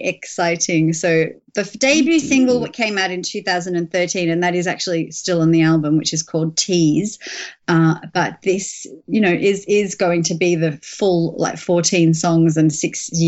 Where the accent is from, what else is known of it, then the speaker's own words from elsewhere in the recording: Melbourne, Victoria, Australia; moved away as an adult; now in London, United Kingdom; I've actually relocated back here a year and a half ago from my hometown of Melbourne